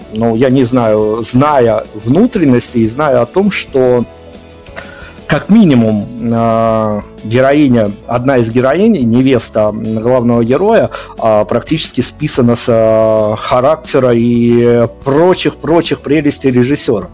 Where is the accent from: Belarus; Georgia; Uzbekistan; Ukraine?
Belarus; Мы, белорусы